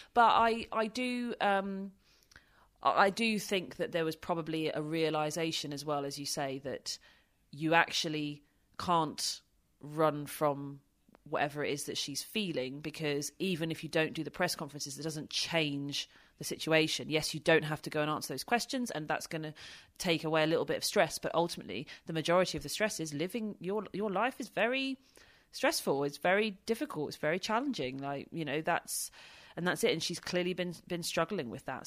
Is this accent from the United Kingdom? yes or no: yes; United Kingdom